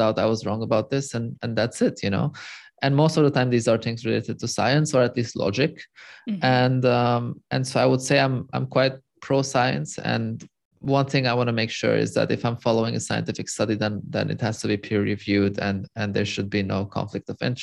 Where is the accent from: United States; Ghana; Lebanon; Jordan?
Lebanon; moved away as an adult; also born or lived in Europe; So I'm born and raised in Lebanon, in the Middle East. I moved to Europe just to flee Lebanon